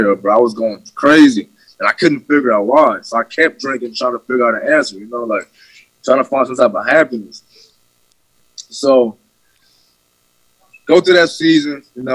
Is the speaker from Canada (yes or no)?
no; West Coast, United States; I'm from the West Coast